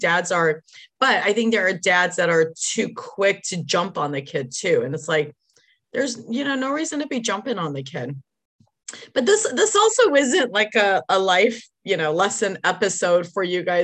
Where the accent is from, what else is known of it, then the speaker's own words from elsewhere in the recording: Detroit, Michigan, United States; I remember when we were growing up in Detroit